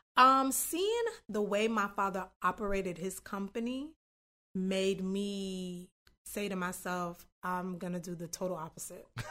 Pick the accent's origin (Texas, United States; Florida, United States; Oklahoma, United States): Florida, United States; North Miami; moved away as an adult; also born or lived in Tallahassee; North Miami, born and raised.